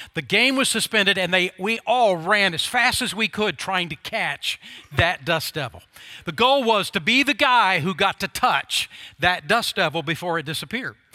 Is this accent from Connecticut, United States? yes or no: no; Oklahoma, United States; when I was a grade schooler growing up in Oklahoma